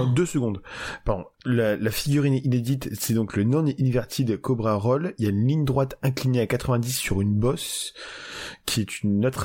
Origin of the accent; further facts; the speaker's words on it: France; on est français.